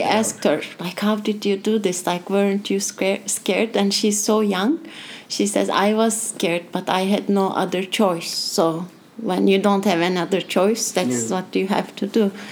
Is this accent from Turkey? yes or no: yes; Turkey; moved away; I'm from Turkey and my passport is Turkish, which I'm so happy that I'm Turkish